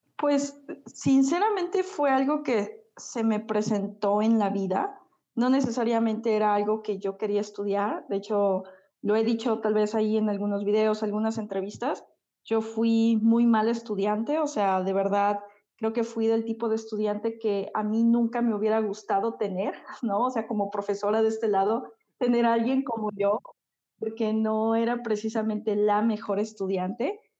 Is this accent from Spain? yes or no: no; Xalapa, Veracruz, Mexico; yo soy de México, soy de un lugar que se llama Jalapa, es la capital de Veracruz. Es un lugar pequeñito, pero la verdad disfruto mucho estar aquí